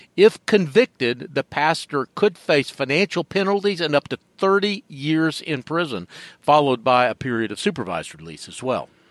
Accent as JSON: {"language": "English", "town": "Atlanta", "region": "Georgia", "country": "United States", "tie": "born or raised there", "moved": "yes", "lives_now": "Charlotte, United States", "said": "I'm originally from Atlanta, uh, grew up in an era when Fort McPherson was still a military base"}